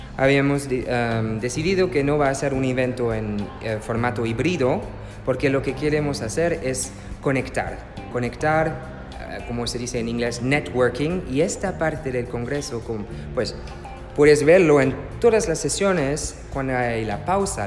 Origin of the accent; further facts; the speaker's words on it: France; Spanish is a second language; also born or lived in Germany; oui, oui, je suis français Soy francés y alemán.